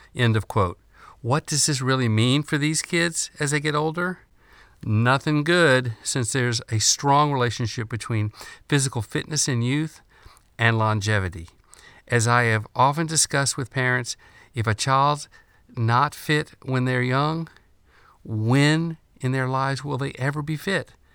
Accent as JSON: {"language": "English", "country": "United States", "said": "being an American is a source of great pride"}